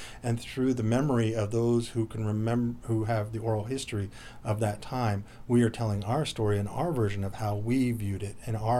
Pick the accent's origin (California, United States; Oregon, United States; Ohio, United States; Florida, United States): Oregon, United States; Pendleton; growing up in the Pendleton School District here